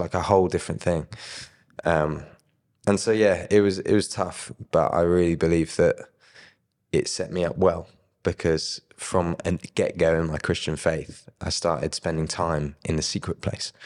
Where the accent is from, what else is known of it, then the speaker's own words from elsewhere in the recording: Brighton, South East England, United Kingdom; I grew up in Brighton